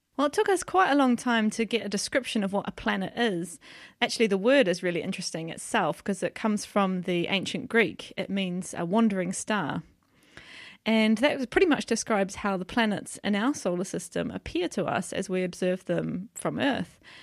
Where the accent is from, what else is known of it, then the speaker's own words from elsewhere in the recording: New Zealand; moved away as an adult; now in York, United Kingdom; I come from New Zealand, which is where I did my undergraduate study, my P H D